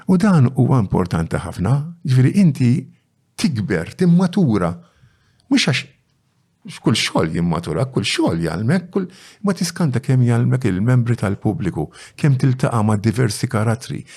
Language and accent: Maltese; Bormla, Malta; trabbejt f'waħda mill-arbiċċiet forsi ta' Bormla, viċin Santa fiċin Verdala, Bronx City.